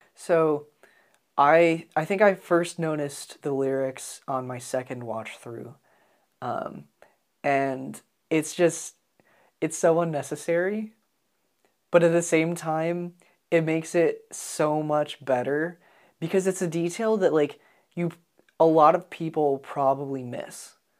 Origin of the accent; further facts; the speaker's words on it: United States; as an American